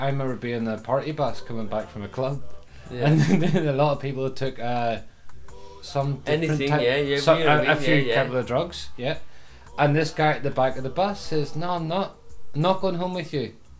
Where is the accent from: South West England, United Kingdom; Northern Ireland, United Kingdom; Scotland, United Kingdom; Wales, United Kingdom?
Northern Ireland, United Kingdom; I'm Northern Irish